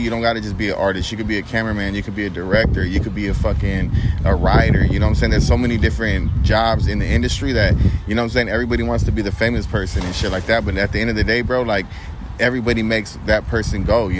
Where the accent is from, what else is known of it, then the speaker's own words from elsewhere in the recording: Long Beach, California, United States; being from Long Beach, growing up on the East Side